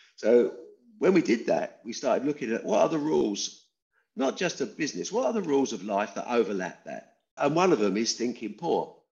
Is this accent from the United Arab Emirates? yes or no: no; Debden, East of England, United Kingdom; also born or lived in Dagenham, East London; After a couple of years, we got shunted off to a Debden industrial estate in Essex, where I spent the next 16 years.